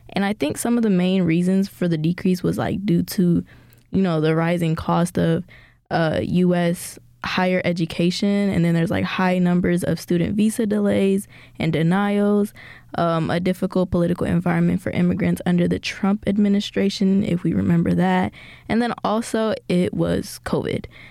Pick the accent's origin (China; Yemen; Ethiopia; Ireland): Ethiopia; now in United States; I was born in Ethiopia and my dad brought us here because of, like, war problems